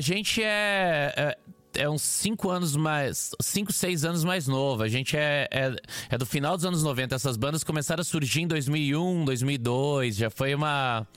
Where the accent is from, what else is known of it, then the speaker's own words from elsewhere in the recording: Curitiba, Paraná, Brazil; accent: Curitiba; now in São Paulo, Brazil; eu sou do sul, não tão sul quanto você, mas eu sou de Curitiba